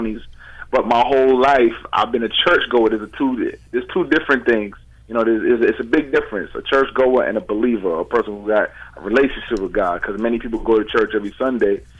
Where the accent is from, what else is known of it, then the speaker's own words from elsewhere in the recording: United States; I'm from America. I'm born here.